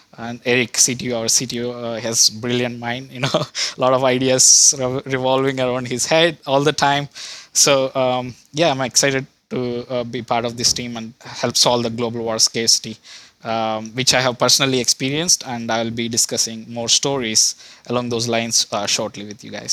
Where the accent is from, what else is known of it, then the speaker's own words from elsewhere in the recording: India; moved away as an adult; also born or lived in Cleveland, United States / Arkansas, United States; now in United States; I was originally from India, uh, where I did my undergrad there and then, uh, decided to move to U S in, uh, two thousand, back in two thousand fifteen for my higher education